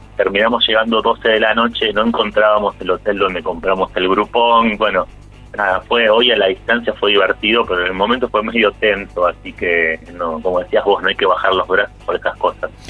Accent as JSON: {"language": "Spanish", "town": "Vicente López", "region": "Buenos Aires Province", "country": "Argentina", "said": "Nosotros somos de Vicente López"}